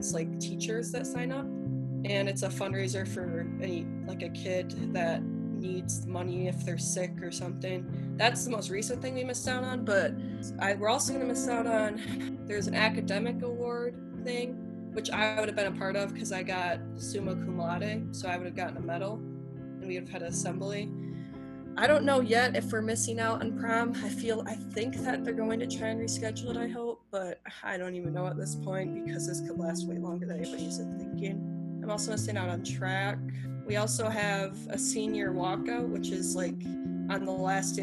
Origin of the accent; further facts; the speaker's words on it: Port Huron, Michigan, United States; I'm from Michigan. I used to go to Port Huron High School